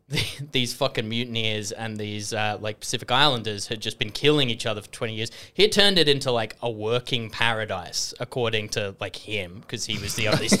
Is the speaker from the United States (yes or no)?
no; England, United Kingdom; born there; I was born in England, which is kind of near Scotland.